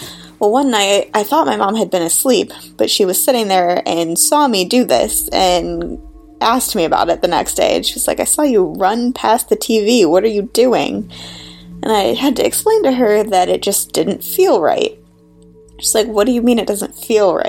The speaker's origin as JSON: {"language": "English", "area": "south of Buffalo", "region": "Western New York", "country": "United States", "moved": "yes", "lives_now": "Portland, United States", "said": "I'm calling from Portland, Oregon, but I'm originally from Western New York, just about south of Buffalo"}